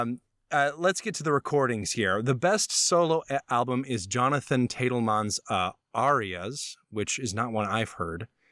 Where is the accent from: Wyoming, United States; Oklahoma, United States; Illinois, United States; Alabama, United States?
Alabama, United States; I come from Alabama, which is not the same as Chicago or New York